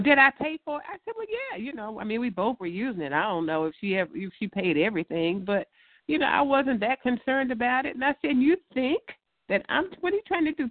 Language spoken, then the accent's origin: English; Louisiana, United States; moved away; we're from Louisiana. We like catfish